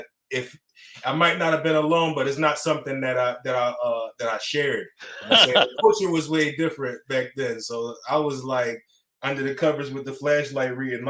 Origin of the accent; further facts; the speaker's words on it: Philadelphia, Pennsylvania, United States; I was born in Philadelphia. My first taste had to be as an 80s baby.